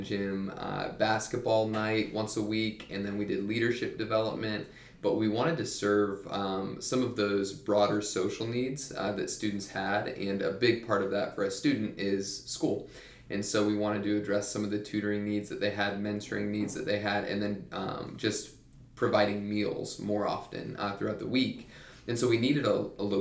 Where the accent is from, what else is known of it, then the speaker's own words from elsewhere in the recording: Mansfield, Ohio, United States; moved away as an adult; also born or lived in Cedarville, Ohio; now in Upstate South Carolina, United States; I'm from the Cleveland area in Ohio, a town called Mansfield. It's south of Cleveland. And I grew up there